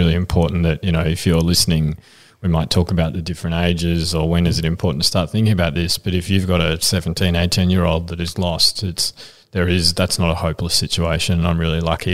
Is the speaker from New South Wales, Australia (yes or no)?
no; Frankston, Victoria, Australia; I grew up in Frankston and like people might not know, but it's a pretty rough town.